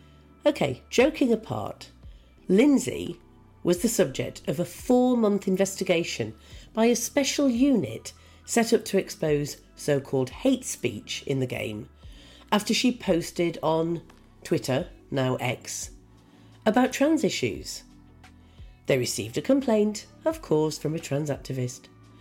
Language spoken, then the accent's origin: English; Newcastle, North East England, United Kingdom; we met just before Christmas at a feminist event in Newcastle, which is my hometown.